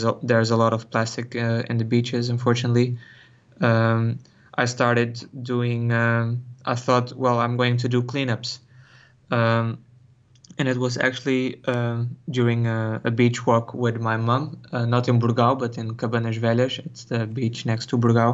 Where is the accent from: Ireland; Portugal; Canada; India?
Portugal; Algarve; also born or lived in Cascais, Portugal / Netherlands; I was born in Cascais, near Lisbon, also near the sea. And when I was 8, I moved to the Algarve in the south, also near the sea.